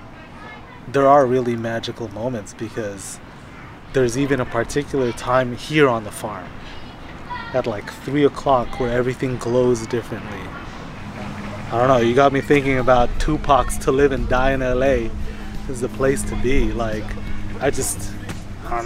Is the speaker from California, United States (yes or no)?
yes; Los Angeles, California, United States; I grew up on Western and Melrose.